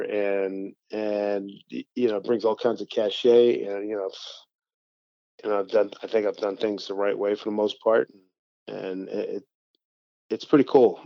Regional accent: Philadelphia, Pennsylvania, United States; moved away as an adult; also born or lived in West Virginia; growing up in Philly

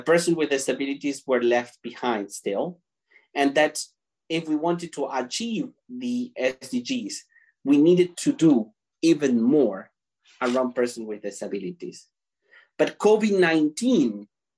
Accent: Argentina; now in Canada; I was born and raised in Argentina, currently living in Canada

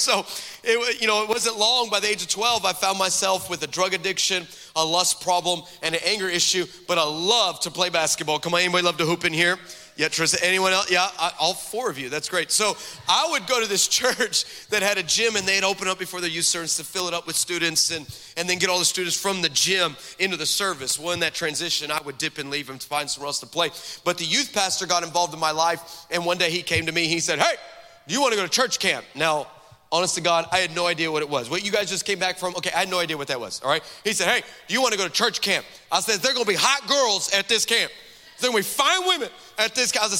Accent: Texas, United States; also born or lived in California; now in Dallas, United States; I grew up on the border of the United States and Mexico. I am from Texas.

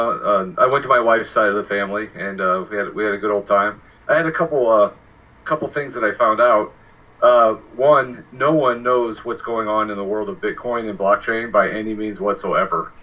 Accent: Baltimore, Maryland, United States; I was born in Baltimore

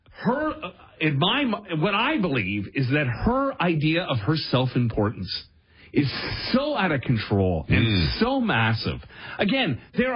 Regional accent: Brampton, Ontario, Canada; I'm a Bramley boy. You got Brampton, Bramley.

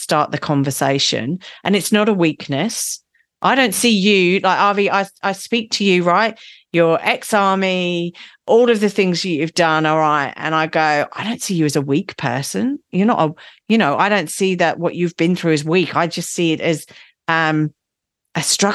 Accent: England, United Kingdom; I'm English

